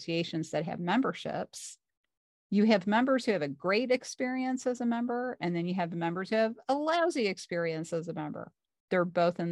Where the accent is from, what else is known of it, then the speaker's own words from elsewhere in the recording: St. Louis, Missouri, United States; I'm from South St. Louis, Missouri